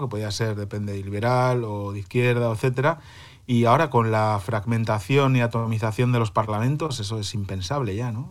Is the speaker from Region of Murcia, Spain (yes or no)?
no; Santoña, Cantabria, Spain; moved away as an adult; now in Berlin, Germany; mi pueblo, en Santoña